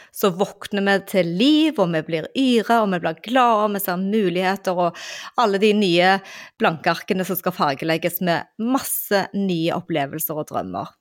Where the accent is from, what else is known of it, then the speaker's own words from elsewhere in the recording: Western Norway, Norway; på Vestlandet, der jeg kommer fra